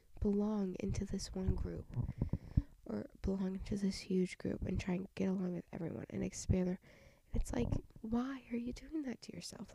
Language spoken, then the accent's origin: English; Southern United States, United States; accent: country accent, southern twang